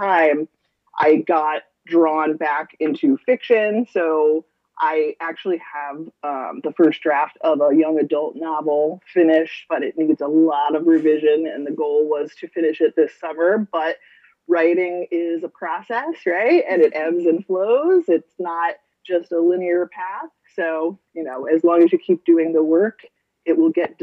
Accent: Averill Park, New York, United States; I am from the area. I grew up in Avril Park, and I actually went to Hudson Valley myself

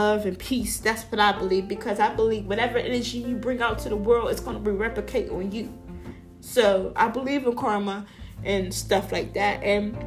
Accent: Pittsburgh, Pennsylvania, United States; I'm from Pittsburgh, Pennsylvania

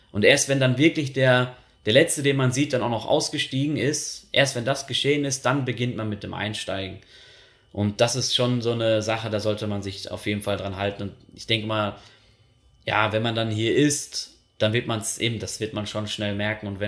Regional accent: Germany; moved away as an adult; now in Switzerland; ich bin Deutscher und hier 2016 in die Schweiz gekommen

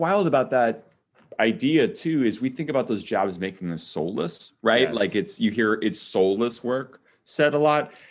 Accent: Chicago, Illinois, United States; I'm from Chicago

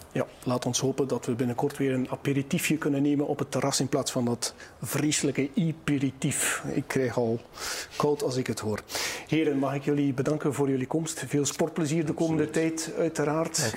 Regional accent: West Flanders, Belgium; wij in West-Vlaanderen

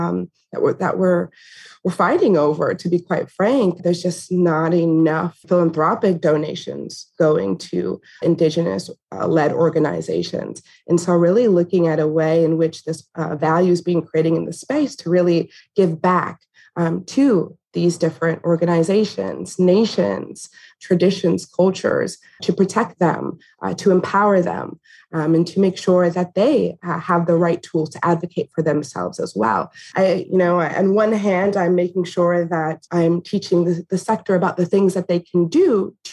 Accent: Green Bay, Wisconsin, United States; also born or lived in Oneida Reservation; I was born in Green Bay, which shares a border with the Oneida Reservation

